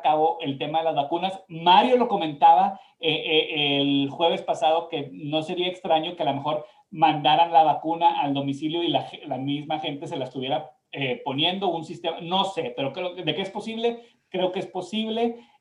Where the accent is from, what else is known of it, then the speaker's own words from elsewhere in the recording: Mexico; now in United States; nosotros que somos mexicanos